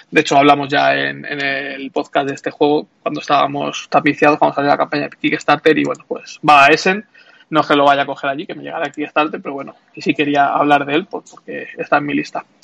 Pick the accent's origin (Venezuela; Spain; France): Spain; los juegos de licencia no me molan demasiado y menos siendo español